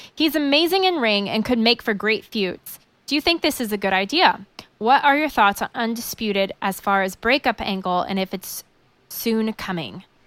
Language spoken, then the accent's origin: English; Indiana, United States; I Grew up in Indiana